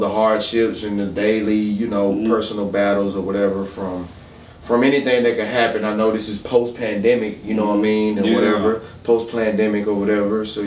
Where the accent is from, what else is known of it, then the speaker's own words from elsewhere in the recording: Macon, Georgia, United States; also born or lived in Milledgeville, Georgia; From here, though, mm-hmm. you know, I've been here for a totality of we've gone on about 20 plus years